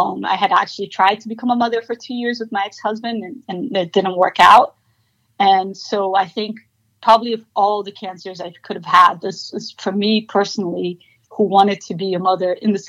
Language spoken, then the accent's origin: English; Miami, Florida, United States; moved away as an adult; also born or lived in Brazil / New York; I was born actually in Brazil, but I was raised in Miami